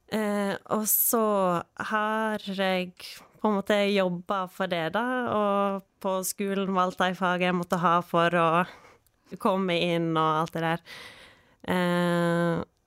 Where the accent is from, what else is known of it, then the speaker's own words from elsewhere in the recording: Kyrkjebø, Vestland, Norway; now in Balestrand, Norway; jeg eh, er født på Kyrkjebø